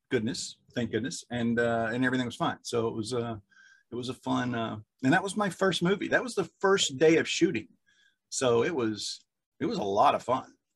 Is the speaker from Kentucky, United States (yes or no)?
yes; Kentucky, United States; I'm from Kentucky